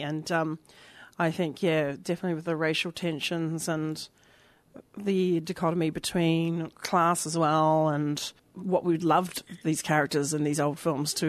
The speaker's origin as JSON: {"language": "English", "country": "New Zealand", "moved": "yes", "said": "I'm from New Zealand originally"}